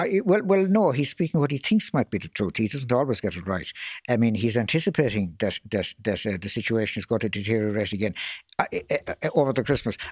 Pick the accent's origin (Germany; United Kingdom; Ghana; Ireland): Ireland; Limerick, Munster; my hometown of Limerick